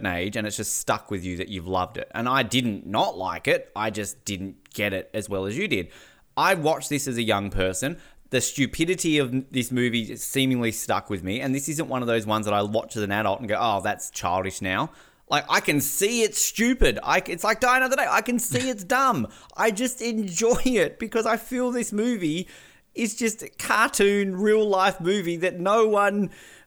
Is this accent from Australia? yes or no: yes; Australia; as an Australian